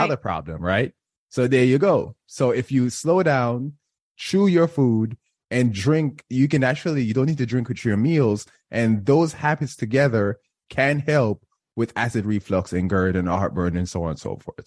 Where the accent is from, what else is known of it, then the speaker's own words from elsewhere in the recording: Jamaica; I am Jamaican